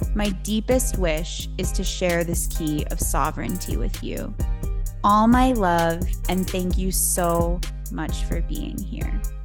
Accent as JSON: {"language": "English", "town": "New York City", "region": "New York", "country": "United States", "tie": "born or raised there", "said": "I was born and raised in New York City"}